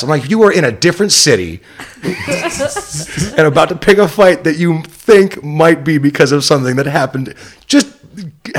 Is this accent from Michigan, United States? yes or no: yes; Farmington Hills, Michigan, United States; also born or lived in Detroit, Michigan / Ferndale, Michigan; I was born in Detroit and then raised in Farmington Hills